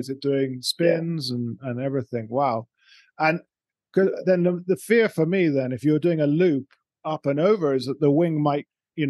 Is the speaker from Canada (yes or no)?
no; United Kingdom; as a Brit